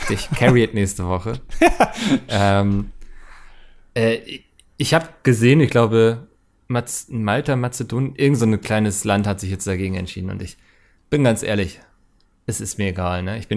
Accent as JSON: {"language": "German", "region": "East Germany", "country": "Germany", "said": "Bei uns hieß es in der Schulzeit jedoch zwei, zwei ich komme aber auch aus dem Osten Deutschlands."}